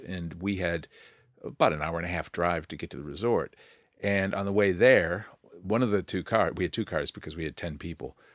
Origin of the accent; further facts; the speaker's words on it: United States; now in New Zealand; as an American.